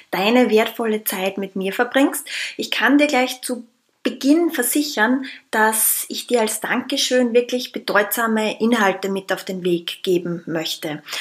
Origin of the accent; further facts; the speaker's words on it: Austria; ich komme aus Österreich, lebe momentan im schönen Wien